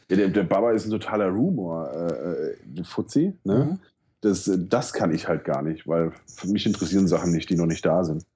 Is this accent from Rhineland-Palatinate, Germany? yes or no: yes; Mainz, Rhineland-Palatinate, Germany; ich bin ähm, in Mombach groß geworden. Das ist so der Problembezirk hier in Mainz